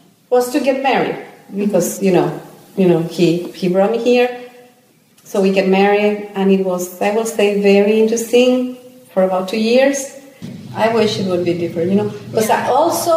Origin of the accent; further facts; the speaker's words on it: Colombia; moved away as an adult; now in United States; we are from Colombia